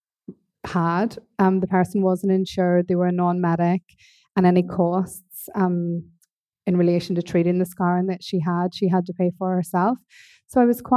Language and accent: English; Northern Ireland, United Kingdom; accent: Northern Irish; moved away as an adult; also born or lived in Norwich / East London; now in London, United Kingdom; I came from Northern Ireland, as you can probably hear from the accent